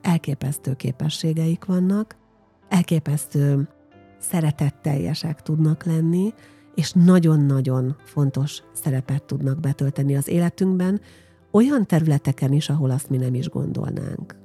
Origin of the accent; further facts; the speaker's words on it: Győrszemere, Győr-Moson-Sopron, Hungary; ugye én egy falusi lány vagyok, Győr mellett Győr szemerén nevelkedtem